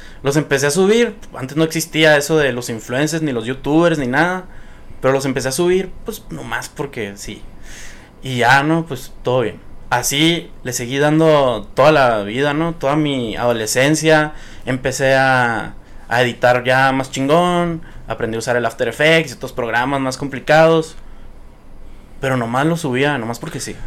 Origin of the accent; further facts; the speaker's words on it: Nogales, Sonora, Mexico; also born or lived in Tucson, Arizona, United States; now in Hermosillo, Mexico; yo nací en Tucson, Arizona pero viví hasta los 12 años en Nogales, Sonora. Ahí fue mi infancia. Pero en Hermosillo, o sea, ya me vine a vivir a Hermosillo desde los 12 años en adelante.